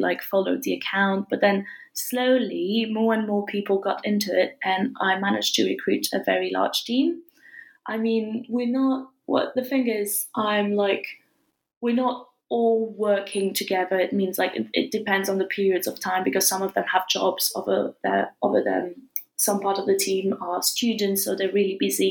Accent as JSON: {"language": "English", "country": "France", "tie": "born or raised there", "also_born_or_lived": "England", "said": "I studied a bit in England and I was raised and born in France"}